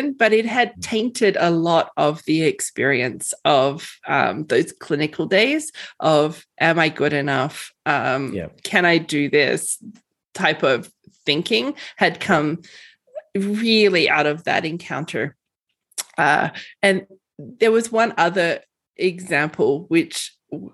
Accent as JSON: {"language": "English", "country": "Australia", "moved": "as an adult", "lives_now": "Edson, Canada", "said": "So in Australia, I was straight out of high school into an undergrad program"}